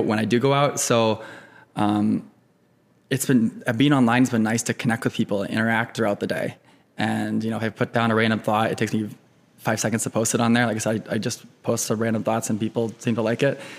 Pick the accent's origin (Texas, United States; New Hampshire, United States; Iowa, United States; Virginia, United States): Iowa, United States; Cedar Rapids; moved away as an adult; also born or lived in California / Minneapolis; now in Chicago, United States; I grew up in Eastern Iowa, Cedar Rapids